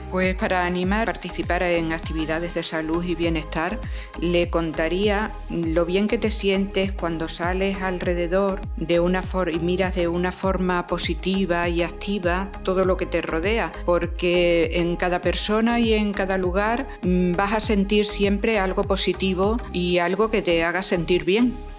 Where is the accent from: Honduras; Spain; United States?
Spain; Torre de Miguel Sesmero, Extremadura; now in Badajoz, Spain; nací en Torre de Miguel Sesmero me vine a vivir a Badajoz